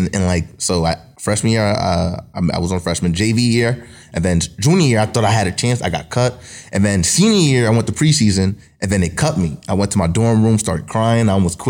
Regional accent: Paterson, New Jersey, United States; born and raised in Paterson, New Jersey.

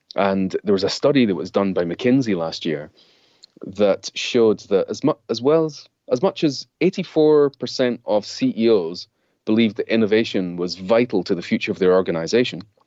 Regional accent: Scotland, United Kingdom; now in London, United Kingdom; me growing up in Scotland

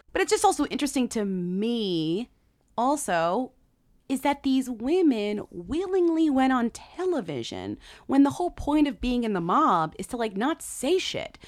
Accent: United States; because we're American

